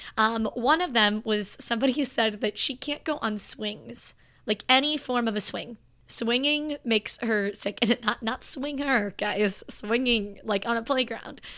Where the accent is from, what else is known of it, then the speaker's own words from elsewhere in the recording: Florida, United States; I'm from Florida.